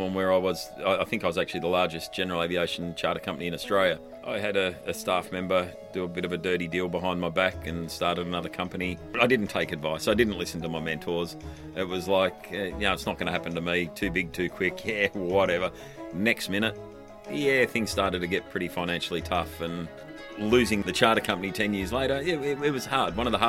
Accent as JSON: {"language": "English", "region": "London", "country": "United Kingdom", "tie": "born there", "said": "I was born in London, and my mum travelled to and from London three times before I was a month old."}